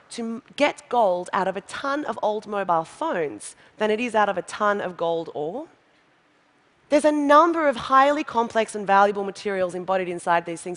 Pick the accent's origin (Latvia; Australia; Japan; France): Australia; I'm from Australia, we have a population of 22 million